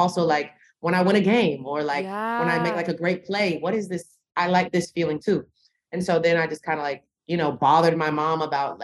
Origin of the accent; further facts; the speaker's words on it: the South, United States; I come from the South